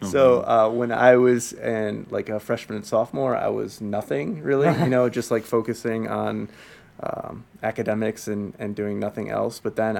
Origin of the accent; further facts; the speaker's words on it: Dundee, Illinois, United States; also born or lived in Kirkland, Illinois; I grew up out in Dundee, where I live now